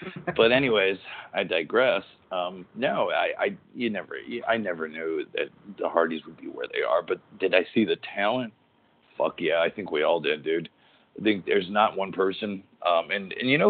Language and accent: English; Waterbury, Connecticut, United States; born and raised in Waterbury, Connecticut.